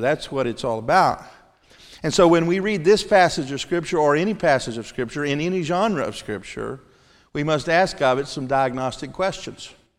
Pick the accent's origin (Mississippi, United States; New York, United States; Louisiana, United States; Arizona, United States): Mississippi, United States; I'm from Mississippi